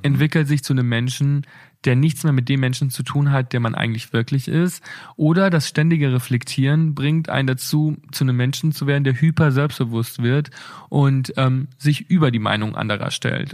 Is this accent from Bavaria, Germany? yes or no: yes; Bad Reichenhall, Bavaria, Germany; now in Berlin, Germany; meiner Heimatstadt